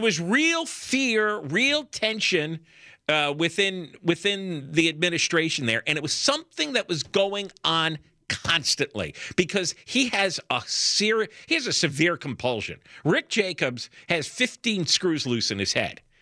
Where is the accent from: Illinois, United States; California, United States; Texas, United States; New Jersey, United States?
New Jersey, United States; I grew up in New Jersey